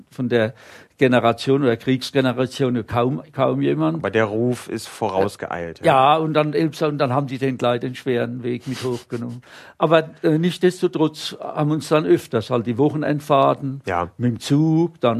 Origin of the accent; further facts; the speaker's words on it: Rhineland-Palatinate, Germany; also born or lived in Bohemian Switzerland, Czech Republic; ich bin kein geborener Pfälzer, muss man sagen, obwohl jetzt von der, von der Sprache her und allem und vom Herzblut bin ich natürlich Leib- und Seelpfälzer, aber geboren bin ich im, im Elbsandsteingebirge.